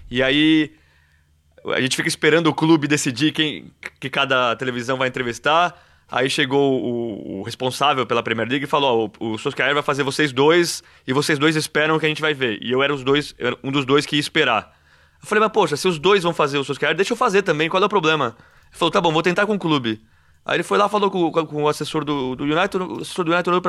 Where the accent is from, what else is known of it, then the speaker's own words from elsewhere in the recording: Brazil; E eu sou brasileiro